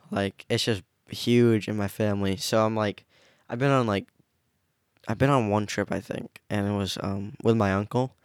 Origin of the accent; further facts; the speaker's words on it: Maine, United States; also born or lived in Rockland, Maine / Harpswell, Maine / Brunswick, Maine / Lisbon, Maine; born in Maine. I've never lived anywhere other than the state of Maine, but, like, obviously I've switched towns